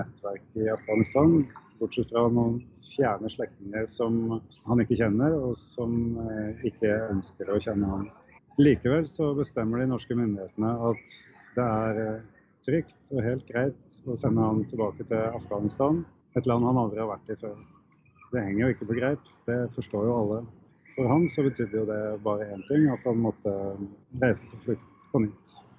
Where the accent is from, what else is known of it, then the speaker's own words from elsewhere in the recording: Norway; det er jo litt trasig å være fra Norge